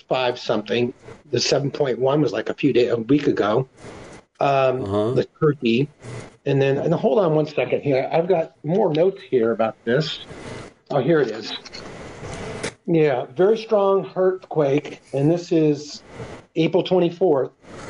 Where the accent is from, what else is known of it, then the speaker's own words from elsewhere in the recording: Bay Area, California, United States; when I was growing up in the Bay Area in California in the 70s and 80s